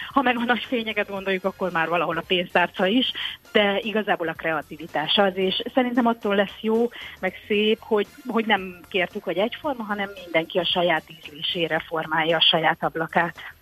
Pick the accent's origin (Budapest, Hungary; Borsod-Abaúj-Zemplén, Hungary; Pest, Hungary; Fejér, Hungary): Borsod-Abaúj-Zemplén, Hungary; Tokaj; now in Fenyves Parkváros, Hungary; a szülővárosomban, Tokajban